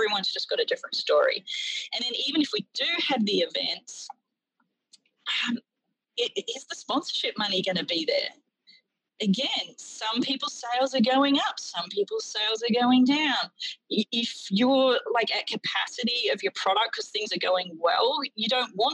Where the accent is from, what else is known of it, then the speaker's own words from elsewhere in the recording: Australia; now in United States; as an Australian watcher